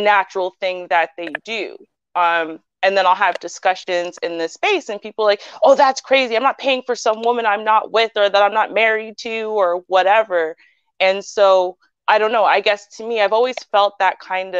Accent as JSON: {"language": "English", "country": "Canada", "said": "because I'm Jamaican-Canadian."}